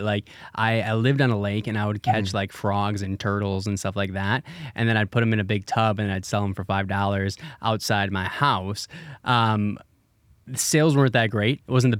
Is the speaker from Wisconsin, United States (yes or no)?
yes; Wisconsin, United States; So I grew up in Wisconsin.